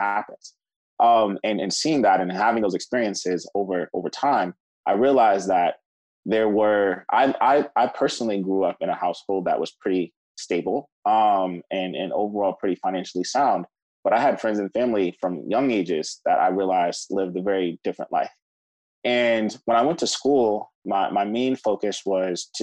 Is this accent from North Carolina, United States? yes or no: no; Cleveland, Ohio, United States; moved away as an adult; also born or lived in New York; I grew up in Cleveland, Ohio